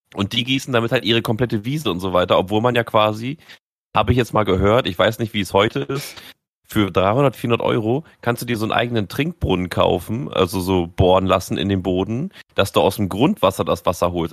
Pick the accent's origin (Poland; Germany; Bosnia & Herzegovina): Germany; wir als Deutsche